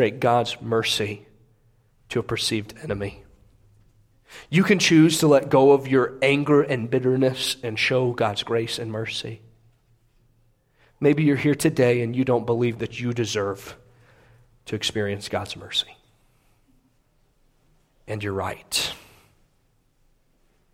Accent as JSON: {"language": "English", "country": "United States", "said": "I am proud to be an American"}